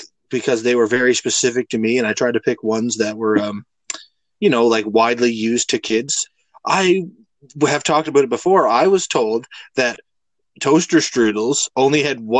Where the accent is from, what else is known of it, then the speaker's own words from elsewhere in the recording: Alberta, Canada; I grew up in Alberta